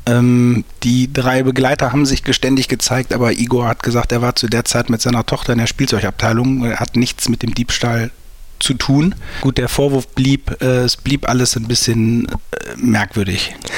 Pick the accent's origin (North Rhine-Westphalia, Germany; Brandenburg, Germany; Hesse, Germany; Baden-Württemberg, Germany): North Rhine-Westphalia, Germany; St. Tönis; ich komme aus St. Tönis und wir hatten früher ein Sportgeschäft in der Stadt